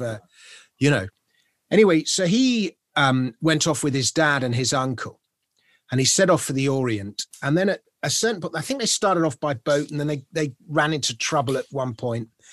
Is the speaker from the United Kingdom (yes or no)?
yes; London, United Kingdom; as a Londoner, someone in Britain